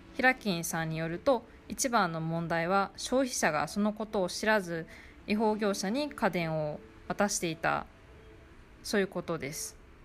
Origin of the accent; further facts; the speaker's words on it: Okayama, Japan; moved away as an adult; now in Tainan, Taiwan; 私の地元岡山には